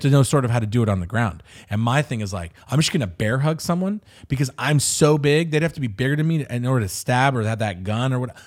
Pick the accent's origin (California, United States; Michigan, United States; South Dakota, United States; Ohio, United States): California, United States; Riverside; I come from Riverside, so you sort of have it in you